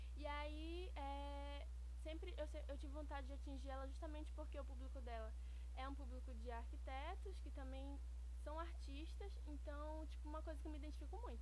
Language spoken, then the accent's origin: Portuguese; Rondon do Pará, Pará, Brazil; also born or lived in Breves, Brazil; now in Belém, Brazil; eu nasci, eu sou natural de Rondônia do Pará, que é interior do Pará, mais precisamente no sul do Pará.